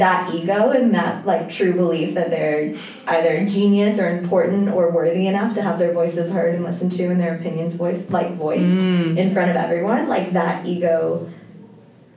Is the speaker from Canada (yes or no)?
yes; Toronto, Ontario, Canada; I grew up in Toronto, born and raised.